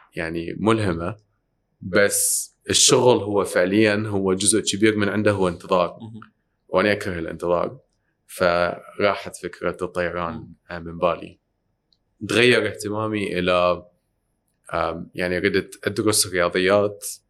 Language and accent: Arabic; Iraq; moved away; احنا ساكنين برا كنا طلعنا ب 98 من العراق